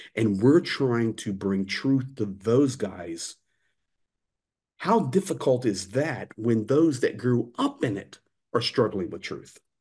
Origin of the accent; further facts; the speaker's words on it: United States; now in Ukraine; I'm an American, but I'm basically half Ukrainian now and accepted here